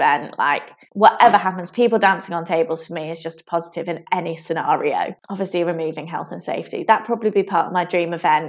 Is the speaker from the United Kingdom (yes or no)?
yes; South of England, United Kingdom; now in Manchester, United Kingdom; As a Southerner, I know I don't really sound like a Southerner anymore.